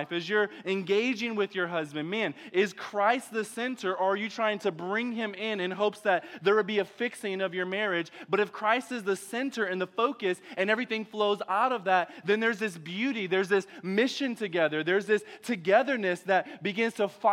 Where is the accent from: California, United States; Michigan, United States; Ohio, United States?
Michigan, United States; Detroit; now in Texas, United States; I'm from Detroit.